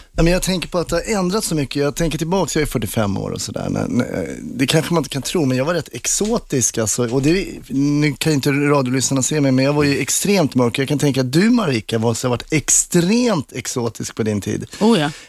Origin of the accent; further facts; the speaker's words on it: Sweden; jag är från Sverige